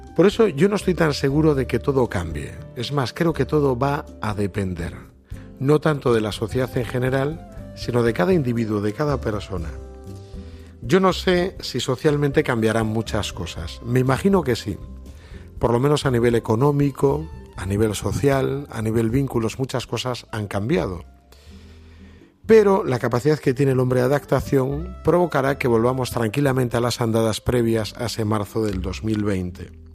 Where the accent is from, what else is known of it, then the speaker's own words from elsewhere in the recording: Galicia, Spain; yo que soy muy gallego